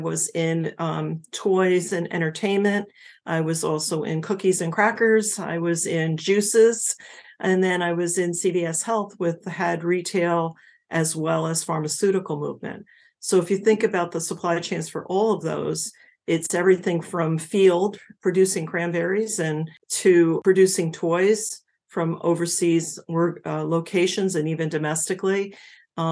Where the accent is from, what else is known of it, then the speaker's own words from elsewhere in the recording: New Jersey, United States; moved away as an adult; I was from New Jersey